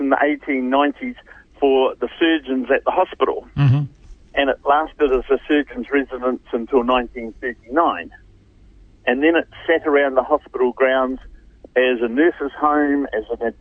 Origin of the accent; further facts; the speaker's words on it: Whanganui, Manawatū-Whanganui, New Zealand; now in Hamilton, New Zealand; my old hometown's Whanganui